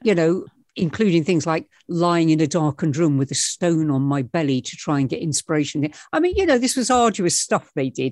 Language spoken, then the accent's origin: English; England, United Kingdom; I was born in England and I'm, I'm living in England